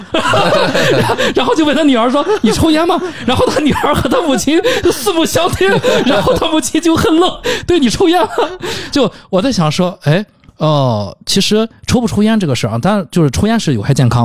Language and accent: Chinese; China; 也就我们中国人说管得很严格啊。